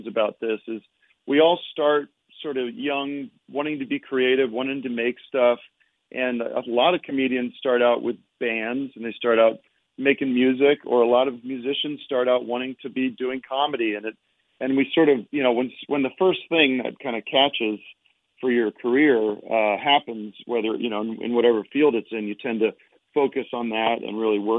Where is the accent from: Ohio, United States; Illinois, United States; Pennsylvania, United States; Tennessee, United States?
Pennsylvania, United States; Allentown; moved away as an adult; now in California, United States; I'm from back east. I'm from Allentown, Pennsylvania.